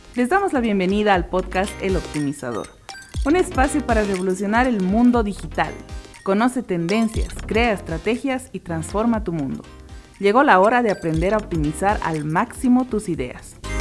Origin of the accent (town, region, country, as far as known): Bolivia